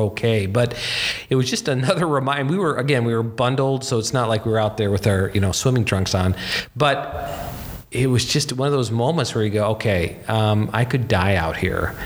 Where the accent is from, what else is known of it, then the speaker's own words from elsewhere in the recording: North Dakota, United States; I grew up in North Dakota, and if you've ever been in North Dakota, you know how cold it is.